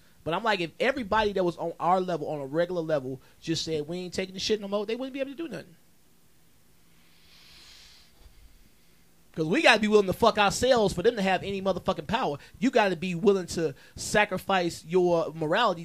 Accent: United States; I'm an American

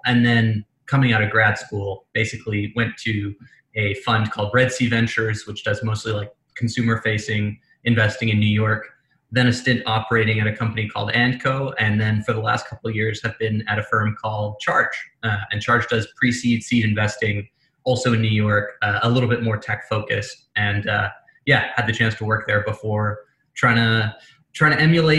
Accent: England, United Kingdom; accent: American; moved away as an adult; now in United States; Despite my very American accent, I grew up in England, came to America when I was 18. My mother's American, so I always spoke an American accent at home.

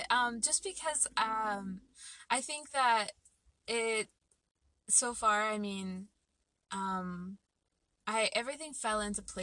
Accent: Phoenix, Arizona, United States; moved away as an adult; I moved here a month ago from Phoenix

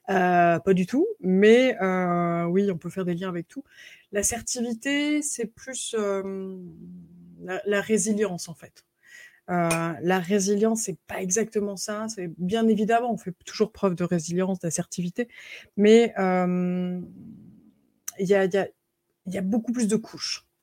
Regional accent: United States; accent: American; French is a second language; Alors, les, Canadiens n'aiment pas du tout mon accent américain, justement, parce qu'on dirait que j'ai des chewing-gums euh, dans la bouche.

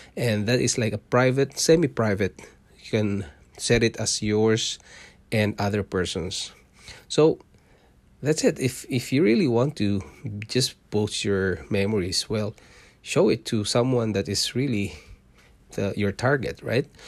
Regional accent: Mindanao, Philippines; moved away as an adult; also born or lived in Singapore; now in Canada; I was born in Mindanao. It's the southern part of Philippines.

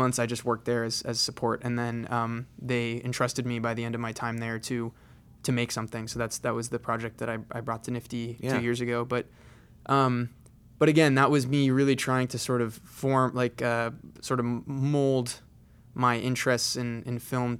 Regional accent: San Diego, California, United States; So I moved to Los Angeles. I grew up in San Diego, so it's not too far from home.

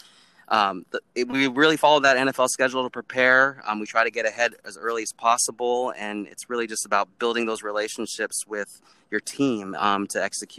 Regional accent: Kenmore, Washington, United States; growing up in Kenmore, Washington, it was a big deal, especially Friday nights where, you know, thousands of people would come watch those Friday night light football games.

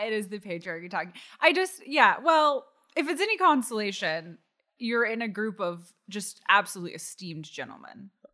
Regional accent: Austin, Texas, United States; I grew up in Austin, Texas

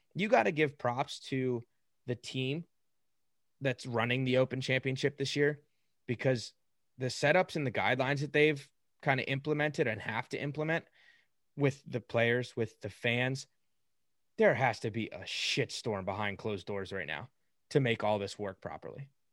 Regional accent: United States; We're obviously from the United States, born and raised

